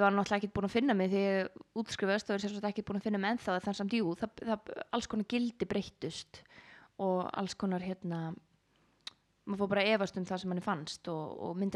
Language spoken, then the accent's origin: Icelandic; Garðabær, Capital Region, Iceland; also born or lived in Grafarvogur, Reykjavík; já, ég er alveg upp í Garabæ og ég er í Gravarvóginum